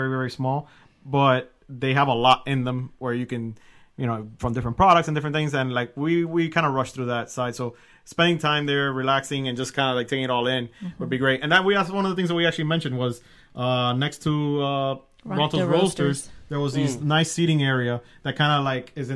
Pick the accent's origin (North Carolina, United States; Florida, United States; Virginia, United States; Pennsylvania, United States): Florida, United States; Miami; I'm from Miami